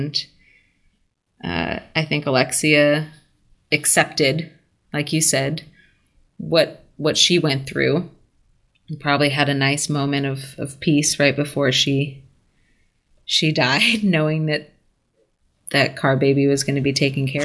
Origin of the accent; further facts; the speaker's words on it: United States; as an American